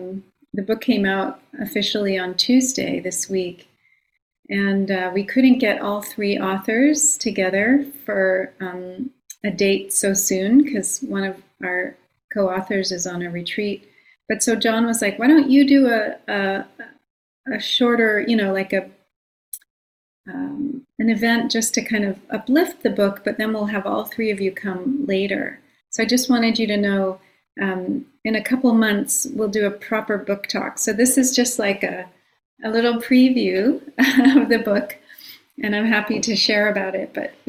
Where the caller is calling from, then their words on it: Long Island, New York, United States; I'm calling in from Long Island, the land of the Munsee, Lenape, and Merrick peoples.